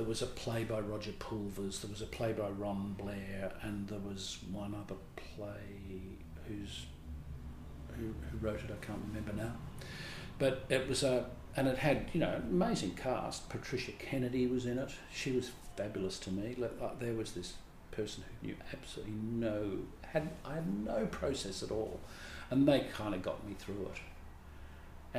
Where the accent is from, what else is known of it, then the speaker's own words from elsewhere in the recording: Melbourne, Victoria, Australia; I grew up in Melbourne